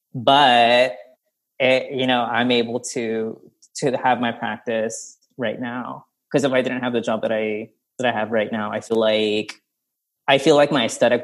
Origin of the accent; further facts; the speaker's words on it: Stockton, California, United States; my upbringing growing up in Stockton, California